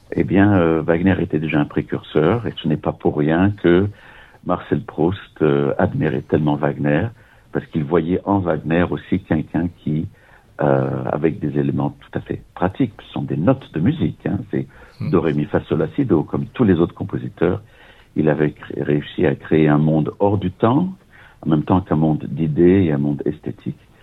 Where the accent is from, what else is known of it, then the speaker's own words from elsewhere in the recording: Nice, Provence-Alpes-Côte d'Azur, France; moved away as an adult; also born or lived in Vienna; je suis né à Nice, et quand j'avais 23 ans, après la maîtrise de droit et puis des études au conservatoire euh, de Nice